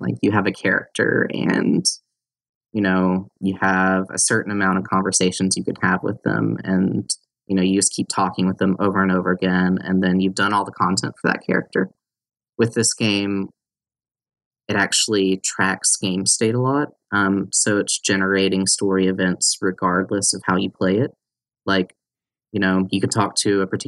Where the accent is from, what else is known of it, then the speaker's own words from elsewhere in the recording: North Carolina, United States; moved away as an adult; also born or lived in Arkansas; I grew up in North Carolina and only moved away after I was about 20 or so